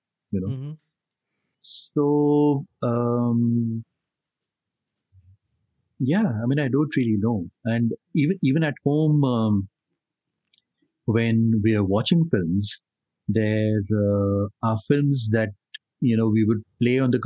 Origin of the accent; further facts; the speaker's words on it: Delhi, India; growing up in Delhi as a child and school and college.